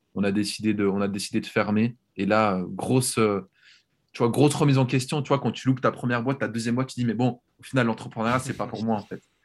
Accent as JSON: {"language": "French", "country": "Switzerland", "tie": "born or raised there", "moved": "as an adult", "lives_now": "Netherlands", "said": "j'ai grandi en Suisse"}